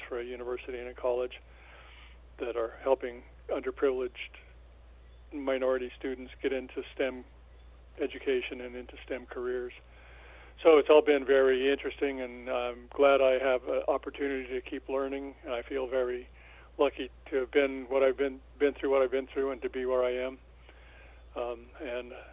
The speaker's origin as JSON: {"language": "English", "town": "Albuquerque", "region": "New Mexico", "country": "United States", "tie": "born or raised there", "also_born_or_lived": "Oklahoma City, Oklahoma", "said": "I was born in Oklahoma City, the second of six boys. We weren't all born in Oklahoma City. The last two were born in Albuquerque, where I grew up, Albuquerque, New Mexico."}